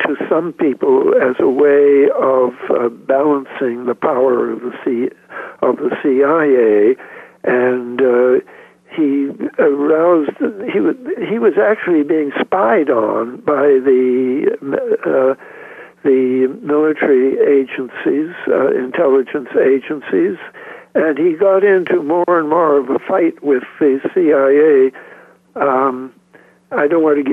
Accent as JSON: {"language": "English", "country": "Canada", "said": "I'm a Canadian"}